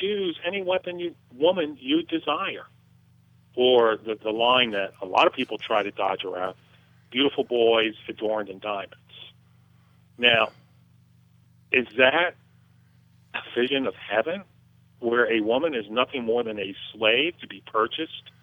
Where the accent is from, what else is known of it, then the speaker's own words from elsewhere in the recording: United States; as American